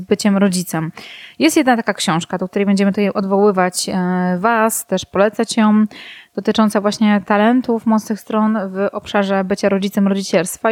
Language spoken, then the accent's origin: Polish; Warsaw, Masovian Voivodeship, Poland; moved away as an adult; now in Ełk, Poland; Urodziłam się oryginalnie w Warszawie. Od ośmiu mniej więcej lat mieszkam na Mazurach w Ełku